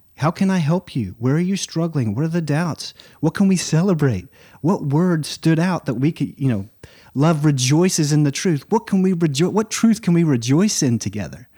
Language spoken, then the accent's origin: English; Nacogdoches, Texas, United States; also born or lived in Lake District, England; I moved back here when I was seven. And, uh, I remember we moved from the Rolling Green Hills of the Lake District to East Texas, the oldest town in Texas, Nacogdoches